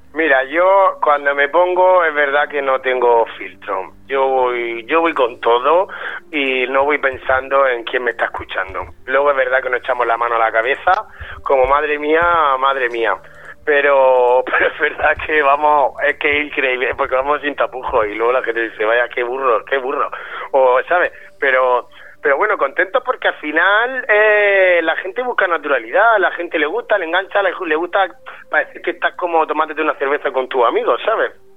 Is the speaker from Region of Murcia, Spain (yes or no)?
yes; Region of Murcia, Spain; accent: Murcian; a los murcianos nos gusta mucho nuestro acento y estamos como muy orgullosos de nuestra tierra